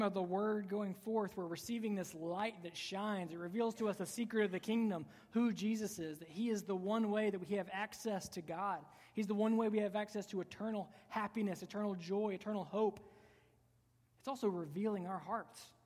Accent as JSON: {"language": "English", "country": "United States", "said": "we, as American Christians"}